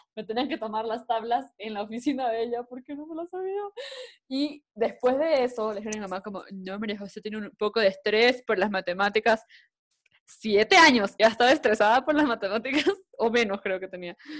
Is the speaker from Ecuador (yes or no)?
yes; Guayaquil, Guayas, Ecuador; yo soy de Guayaquil, vivíamos en Guayaquil